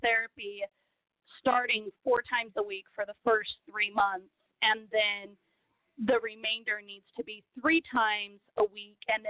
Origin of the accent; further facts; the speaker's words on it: Brazil; English is a second language; now in Texas, United States; I was born in Brazil. I was raised in Brazil.